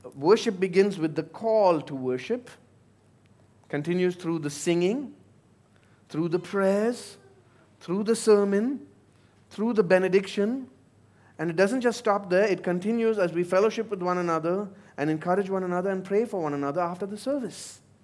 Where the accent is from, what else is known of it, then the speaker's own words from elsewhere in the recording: India; moved away; my home country